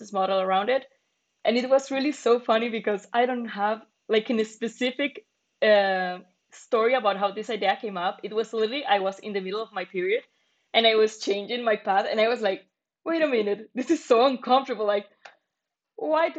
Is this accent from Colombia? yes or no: yes; Medellín, Antioquia, Colombia; moved away as an adult; now in Dublin, Ireland; I'm from Medellin, Colombia.